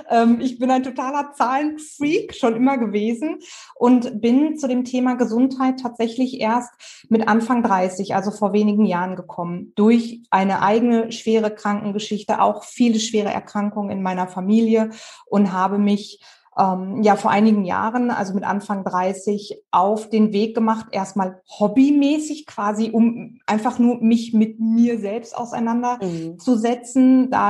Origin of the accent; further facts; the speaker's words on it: Dorsten, North Rhine-Westphalia, Germany; ich bin 36 Jahre alt, ich komme aus Dorsten, das liegt so genau zwischen dem Münsterland und dem Ruhrgebiet in NRW.